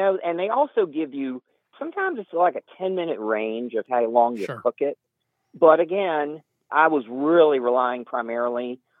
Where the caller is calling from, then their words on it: Huddleston, Virginia, United States; I'm calling from Huddleston, Virginia.